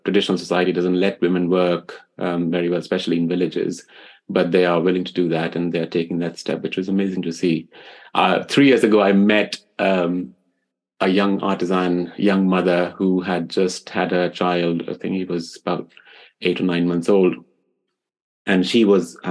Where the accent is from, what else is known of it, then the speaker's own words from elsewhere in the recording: Delhi, India; moved away; growing up in India, I grew up in the old city of Delhi